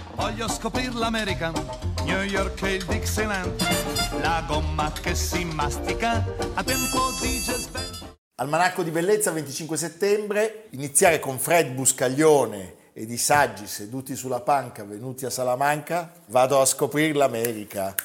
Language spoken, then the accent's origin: Italian; Genoa, Liguria, Italy; Io pensavo da genovese